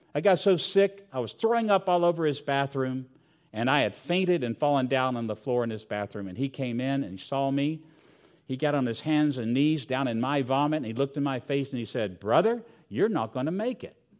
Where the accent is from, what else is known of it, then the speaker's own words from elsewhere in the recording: Southwest Virginia, United States; I grew up in Southwest Virginia